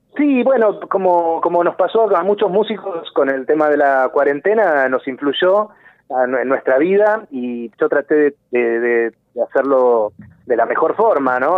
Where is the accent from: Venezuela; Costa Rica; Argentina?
Argentina; nosotros somos argentinos